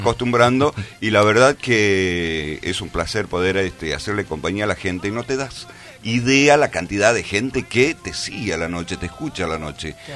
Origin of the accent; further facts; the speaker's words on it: Tucumán, Argentina; also born or lived in Cruz Alta / Alderetes / La Banda; nací acá en Tucumán. Eh, bueno, viví en el Empalme